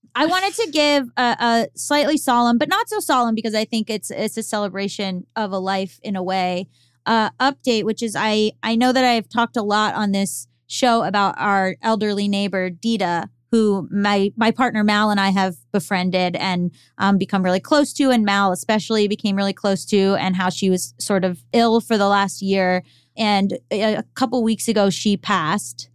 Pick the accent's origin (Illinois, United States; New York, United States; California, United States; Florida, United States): Florida, United States; moved away as an adult; also born or lived in Boston; I'm from Florida. And so, until for 18 years of my life, until I went to college in Boston